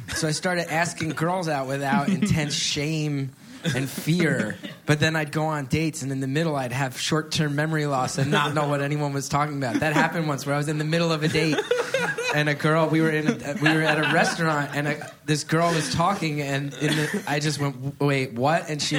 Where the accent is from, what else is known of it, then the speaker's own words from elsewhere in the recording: West Orange, New Jersey, United States; I grew up in West Orange.